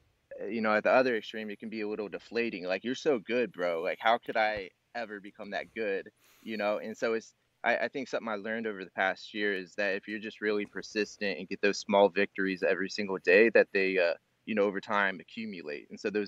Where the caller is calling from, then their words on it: Illinois, United States; From Illinois, about 2 hours south of Chicago.